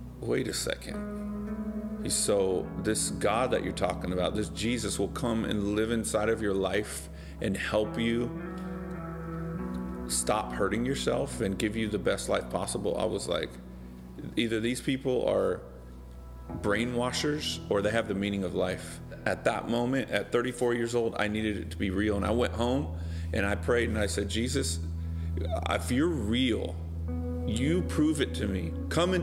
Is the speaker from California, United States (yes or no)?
yes; Bakersfield, California, United States; moved away as an adult; also born or lived in Los Angeles; we grew up in Bakersfield, California